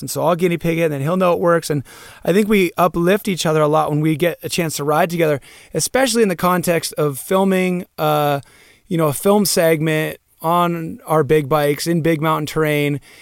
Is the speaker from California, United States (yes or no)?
yes; Santa Cruz, California, United States; moved away as an adult; now in Bend, United States; we grew up in Santa Cruz, California